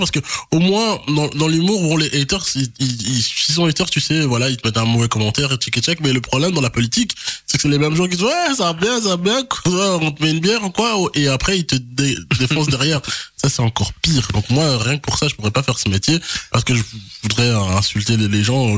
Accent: Charleroi, Wallonia, Belgium; also born or lived in Kinshasa; je suis né à Kinshasa. Puis, j'ai grandi à, à, Marcinelle. Euh, voilà, c'est Charleroi, c'est ma ville

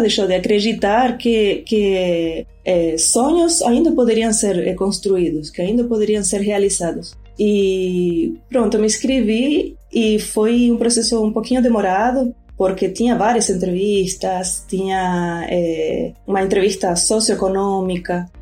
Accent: Rosario, Santa Fe, Argentina; Portuguese is a second language; now in Recife, Brazil; eu sou argentina, né? sou de Rosário, lá na Argentina.

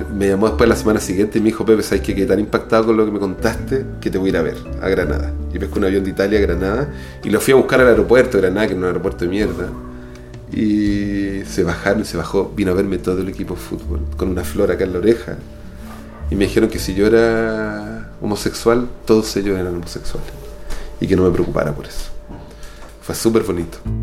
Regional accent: Chile; moved away as an adult; also born or lived in Cuba; Yo me fui de Chile para reconocer mi homosexualidad

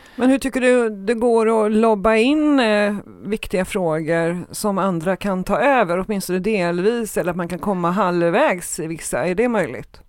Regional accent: Trollhättan, Västra Götaland, Sweden; jag är från Trollhättan

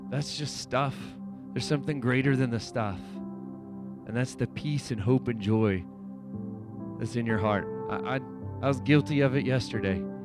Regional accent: United States; I'm an American citizen

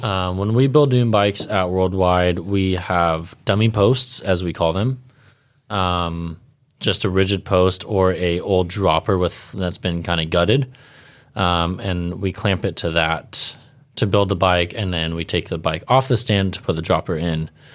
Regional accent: Ventura, California, United States; where I grew up in Ventura

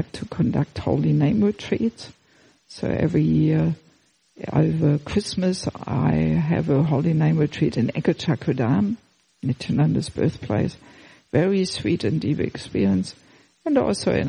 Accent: Germany; moved away; also born or lived in Australia; I'm originally from Germany, but I left Germany already in 1984.

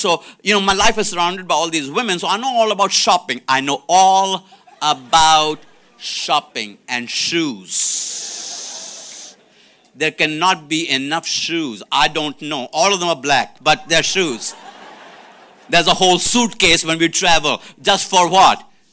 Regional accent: India; moved away; I'm from India

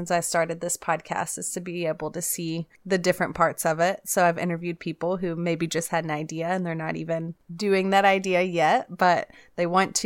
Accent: Waco, Texas, United States; we're from Waco

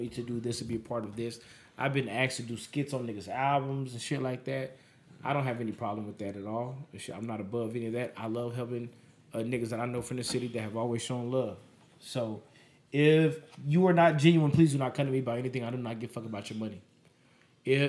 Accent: Las Vegas, Nevada, United States; I'm from Vegas

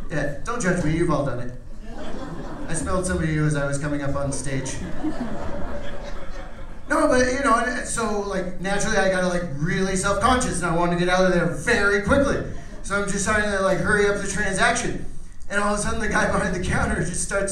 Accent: Phoenix, Arizona, United States; I am originally from here. I came all the way from West Phoenix

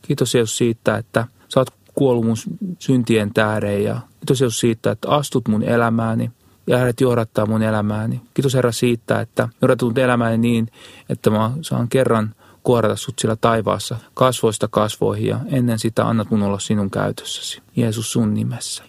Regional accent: Kihniö, Pirkanmaa, Finland; Mä oon lähtöissä semmoista pieneltä paikkakunta kuin Kihniö, mikä on tuo Parkanon, Virtojen ja Jalasjärven välistä

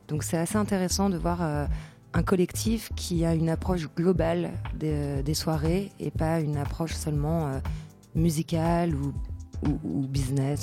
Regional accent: Paris, Île-de-France, France; also born or lived in Bordeaux; je viens de Paris.

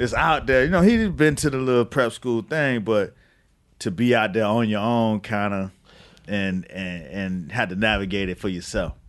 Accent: Miami, Florida, United States; I'm from Miami

